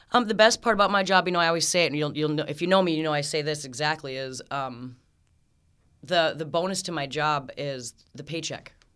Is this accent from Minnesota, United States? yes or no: yes; Aitkin, Minnesota, United States; moved away as an adult; now in Ogilvie, United States; I grew up in Aiken, Minnesota